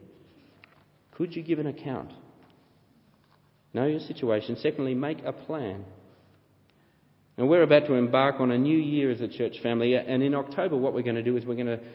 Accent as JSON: {"language": "English", "country": "Australia", "accent": "Australian", "said": "my Australian accent"}